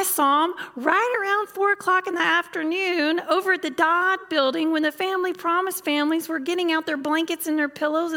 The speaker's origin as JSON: {"language": "English", "region": "the South", "country": "United States", "said": "I'm from the South"}